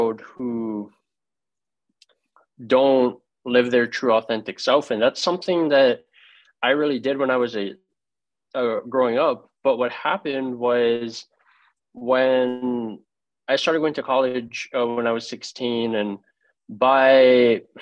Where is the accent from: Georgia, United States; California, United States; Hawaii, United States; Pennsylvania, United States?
Hawaii, United States; moved away as an adult; now in Florida, United States; I was born and raised in Hawaii, and I grew up with my grandparents